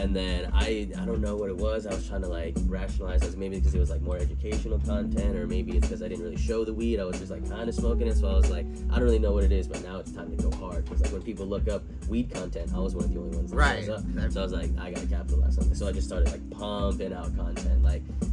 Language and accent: English; Texas, United States; moved away as an adult; now in Los Angeles, United States; from Texas, man. Born and raised in Texas